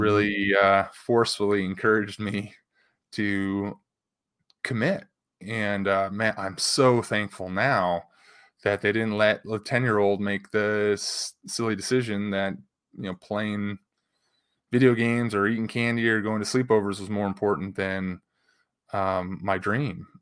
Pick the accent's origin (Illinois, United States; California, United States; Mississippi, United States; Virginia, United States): Illinois, United States; Chicago; growing up in the Chicago area